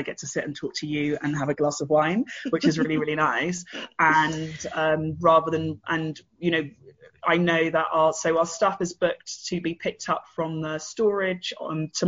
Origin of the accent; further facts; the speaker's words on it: London, United Kingdom; moved away as an adult; also born or lived in Bristol; now in Berlin, Germany; I left my family in South London. I'm from Battersea.